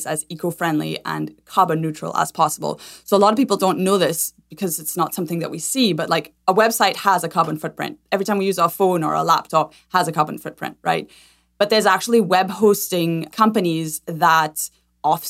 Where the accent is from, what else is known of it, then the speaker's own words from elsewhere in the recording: Trinidad & Tobago; moved away as an adult; now in United States; I'm originally from Trinidad and Tobago, born and raised there, and have lived in the States for about 15 years.